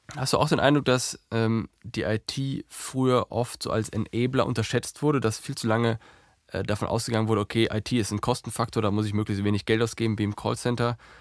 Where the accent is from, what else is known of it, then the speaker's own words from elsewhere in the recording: Herdecke, North Rhine-Westphalia, Germany; die äh, Gegend von Dortmund ist meine Heimat. Ich bin in Herdecke groß geworden.